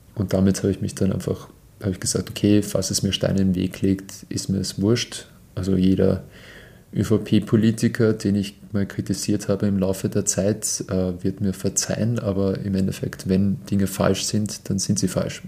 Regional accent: Austria; bei uns im Land

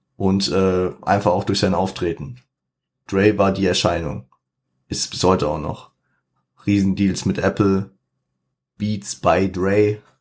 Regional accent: Frankfurt, Hesse, Germany; ich bin Frankfurter, 069.

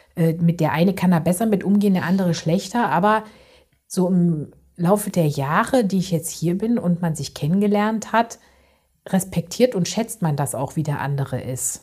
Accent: East Germany, Germany; moved away; ich komme ja eigentlich aus Ostdeutschland

